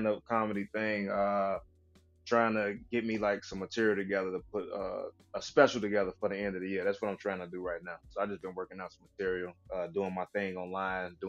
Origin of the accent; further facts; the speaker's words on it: Chicago, Illinois, United States; I'm from Chicago